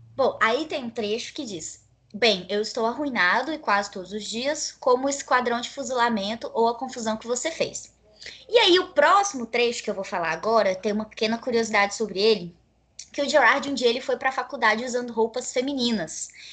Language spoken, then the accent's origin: Portuguese; Rondônia, Brazil; eu sou uma pessoa que nasci em Rondônia, fui criada em Rondônia